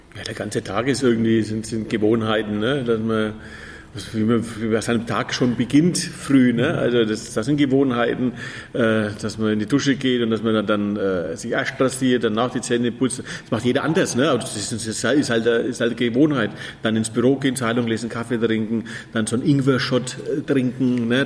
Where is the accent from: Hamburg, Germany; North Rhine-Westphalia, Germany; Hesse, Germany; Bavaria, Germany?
Bavaria, Germany; Fürth; das ist in Fürth, meine Heimatstadt